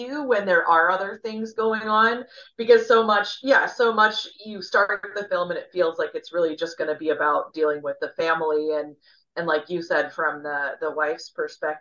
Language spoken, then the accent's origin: English; Midwest, United States; I'm from the Midwest